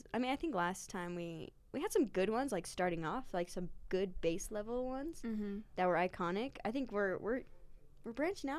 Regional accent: Denver, Colorado, United States; I'm from Denver. I mean, I was born in Denver. I've been raised in Colorado my whole life.

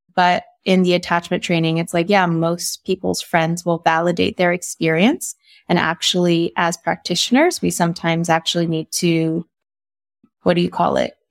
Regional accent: Texas, United States; I grew up in Texas

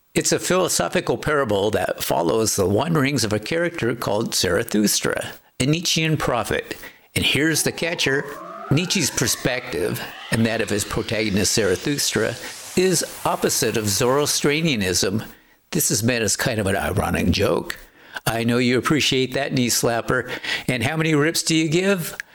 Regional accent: Aberdeen, Washington, United States; my hometown, Aberdeen, Washington

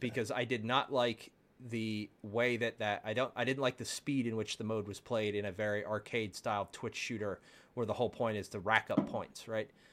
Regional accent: Baltimore, Maryland, United States; now in Texas, United States; I grew up in Baltimore

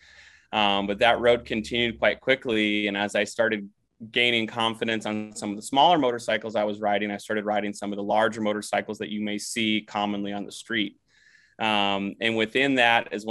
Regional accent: Minnesota, United States; growing up in Minnesota

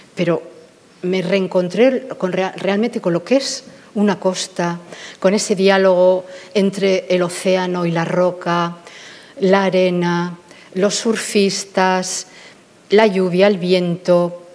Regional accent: Bilbao, Basque Country, Spain; moved away; soy de Bilbao

